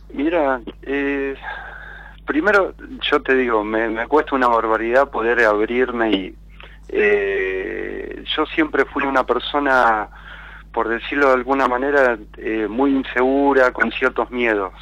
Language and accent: Spanish; Rosario, Santa Fe, Argentina; De Rosario